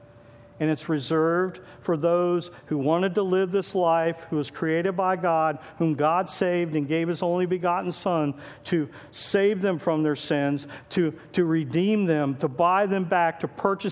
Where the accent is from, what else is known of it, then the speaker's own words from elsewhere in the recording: Gaithersburg, Maryland, United States; now in Northwest Pennsylvania, United States; I was born and raised in Gaithersburg, Maryland